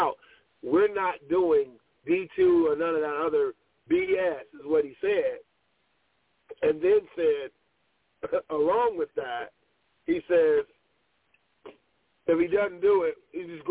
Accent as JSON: {"language": "English", "town": "Pasadena", "region": "California", "country": "United States", "tie": "born or raised there", "said": "I grew up in LA in Pasadena when Christian Okoye was at Azusa Pacific"}